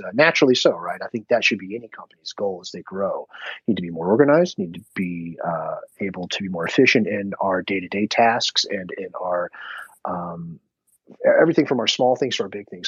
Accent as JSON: {"language": "English", "town": "Dallas", "region": "Texas", "country": "United States", "moved": "yes", "lives_now": "Memphis, United States", "said": "I'm from Dallas, and like my, family's still in Dallas"}